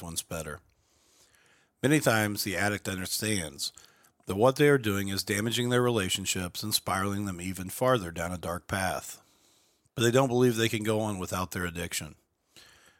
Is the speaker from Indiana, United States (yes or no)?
yes; Mitchell, Indiana, United States; Ashley and I grew up together in Mitchell, Indiana, a small rural town in southern Lawrence County.